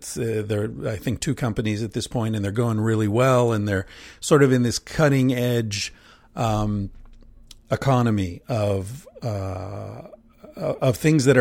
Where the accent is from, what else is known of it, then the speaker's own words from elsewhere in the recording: Pennsylvania, United States; when I grew up in Pennsylvania, there was a place called Hempfield Township